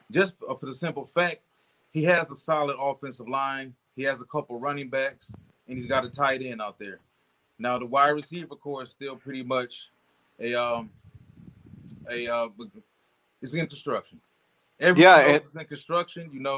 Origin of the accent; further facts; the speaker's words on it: Detroit, Michigan, United States; I'm from Detroit, born and raised right here